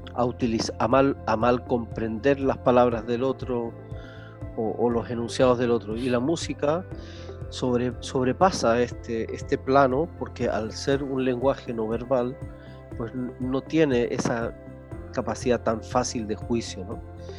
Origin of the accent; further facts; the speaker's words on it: Chile; moved away; nací en Chile